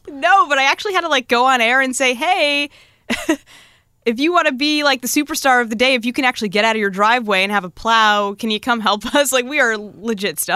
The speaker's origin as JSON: {"language": "English", "town": "Norwalk", "region": "Connecticut", "country": "United States", "moved": "as an adult", "lives_now": "Seattle, United States", "said": "it's a little town called Norwalk."}